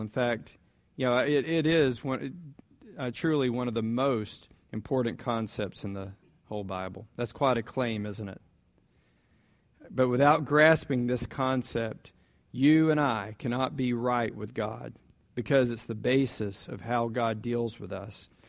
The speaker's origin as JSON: {"language": "English", "town": "Jacksonville", "region": "Florida", "country": "United States", "tie": "born or raised there", "said": "I grew up in Jacksonville, um, Orange Park"}